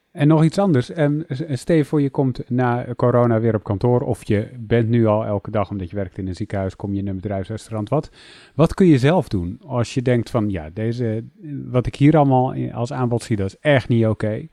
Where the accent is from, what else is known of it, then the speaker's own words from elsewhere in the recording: Netherlands; ik ben opgegroeid in Nederland.